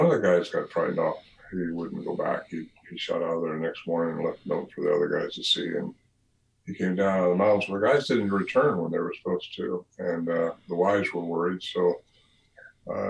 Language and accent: English; California, United States; my hometown in California